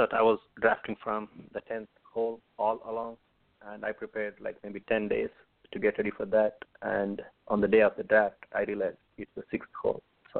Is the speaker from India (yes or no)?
yes; India; moved away as an adult; now in Lexington, United States; I grew up in India, and I have been living in Lexington, Kentucky for the past 9.5 years